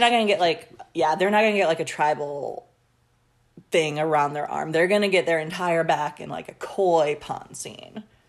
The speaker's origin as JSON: {"language": "English", "country": "United States", "said": "as an American"}